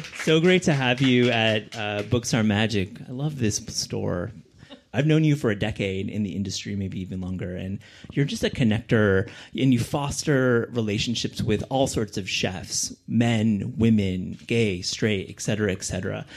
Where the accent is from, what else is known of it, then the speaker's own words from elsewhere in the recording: Kalamazoo, Michigan, United States; I'm from Kalamazoo